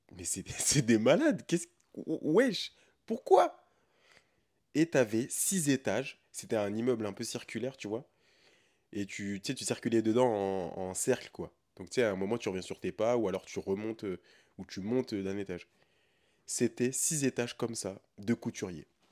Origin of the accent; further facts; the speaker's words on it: France; je suis un Français, un Européen, qui est né et a grandi en Europe